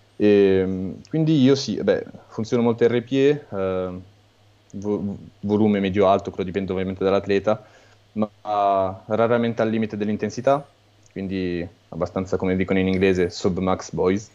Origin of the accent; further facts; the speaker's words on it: Italy; now in France; sono nato e cresciuto in Italia